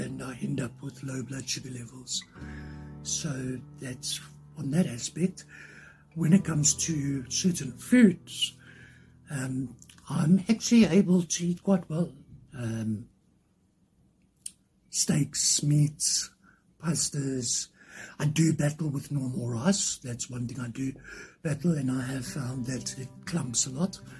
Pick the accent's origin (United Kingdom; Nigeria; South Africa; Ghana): South Africa; I am from South Africa